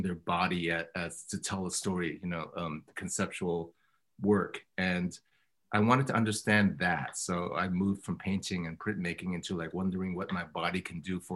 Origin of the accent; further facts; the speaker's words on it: Oakland, California, United States; also born or lived in Berkeley, California; I was born in Oakland in 1964, and then my parents, you know, moved and bought the archetypal restaurant, Chinese restaurant, in the middle of nowhere in the 70s, late 70s. But I moved back and I graduated from Skyline High in 82